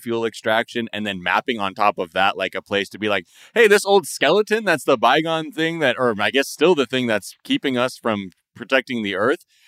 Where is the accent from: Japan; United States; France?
Japan; moved away; growing up in Japan